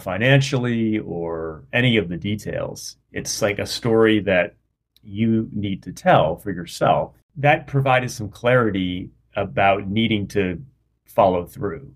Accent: Rhode Island, United States; I grew up in Rhode Island in a pretty rural area

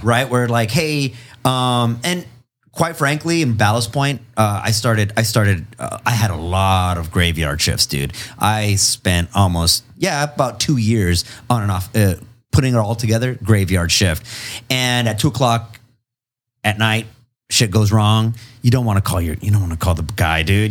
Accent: Imperial Valley, California, United States; also born or lived in Long Beach / El Centro / Calexico / Mexicali, Mexico; I'm from the Imperial Valley

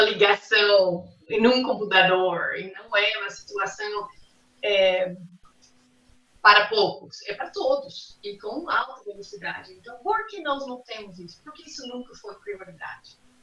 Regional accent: United States; Portuguese is a second language; moved away as an adult; now in Brazil; eu sou americana, eu estou em Brasil 23 anos, quase 24

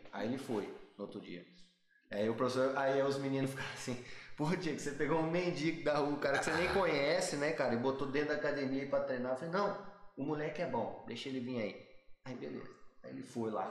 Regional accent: Brazil; a gente é brasileiro

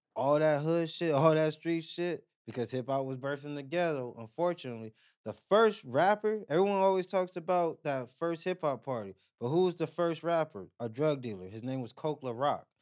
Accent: Pomona, California, United States; growing up in Pomona, walking to school, I remember being on the north side

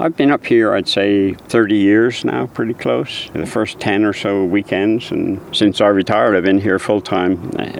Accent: Cornwall, South West England, United Kingdom; moved away as an adult; now in United States; I grew up in Cornwall in England. Came over here in 1964. There were no jobs in England for someone like me, so I flipped a coin, heads America, tails Australia, and here I am. I've been up here, I'd say, 30 years now, pretty close

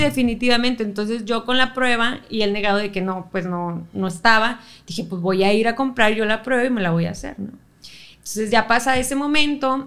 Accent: Monterrey, Nuevo León, Mexico; De, Monterrey, sí, yo soy aquí regia, regia. Un 6 de enero del 95

